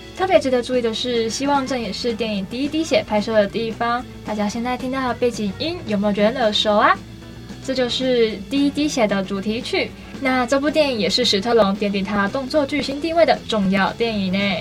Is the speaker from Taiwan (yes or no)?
yes; Taiwan; 我们身为台湾人